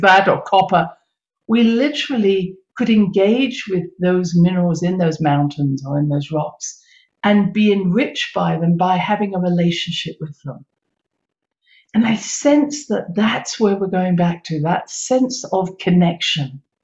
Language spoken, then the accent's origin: English; United Kingdom; I come from Britain